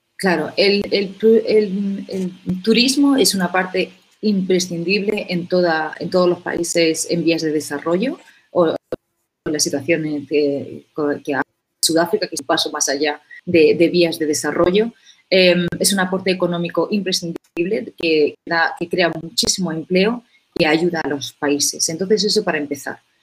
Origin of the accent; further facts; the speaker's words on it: Úbeda, Andalusia, Spain; moved away as an adult; now in South Africa; colegio en, en Úbeda, que es de hecho la, mi ciudad natal